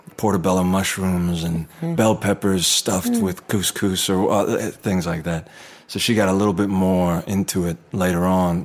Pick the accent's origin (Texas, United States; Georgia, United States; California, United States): California, United States; Anaheim; I was born in Anaheim, right near Disneyland.